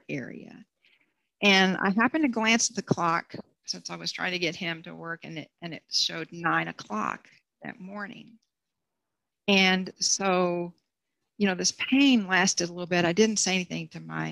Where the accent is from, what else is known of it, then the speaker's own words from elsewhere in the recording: Bryan, Texas, United States; moved away as an adult; also born or lived in Houston; I was back in Bryan